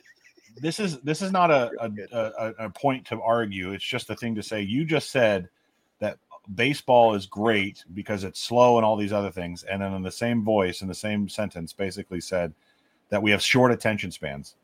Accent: Omaha, Nebraska, United States; I, grew up in Omaha in the, in the early 90s.

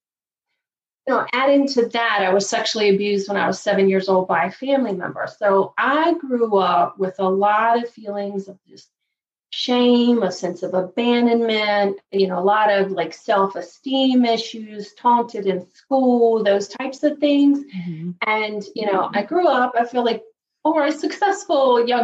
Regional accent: Virginia, United States; also born or lived in Chicago area, Illinois; now in Chicago, United States; even though I live outside of Chicago, I'm originally from Virginia. So I grew up just a poor country girl from Virginia.

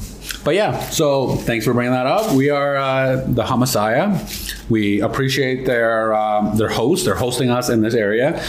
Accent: Mississauga, Ontario, Canada; I'm from Toronto, Mississauga.

